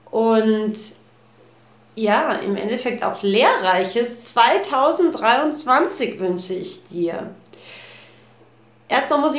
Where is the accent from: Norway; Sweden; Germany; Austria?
Austria; Äh, bei uns in Österreich gibt so es einen, so einen Spruch, der heißt, ähm, wie der Herr sus gescher.